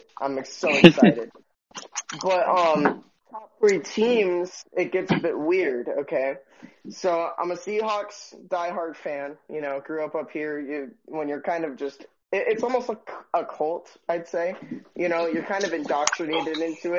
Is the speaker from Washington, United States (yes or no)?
yes; Washington, United States; I'm from Washington State